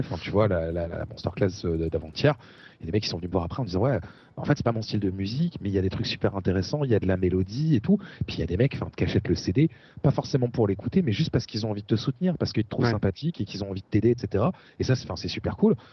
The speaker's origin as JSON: {"language": "French", "area": "Essonne", "region": "Île-de-France", "country": "France", "tie": "born or raised there", "said": "là où j'ai grandi, euh, dans le quatre-vingt-onze"}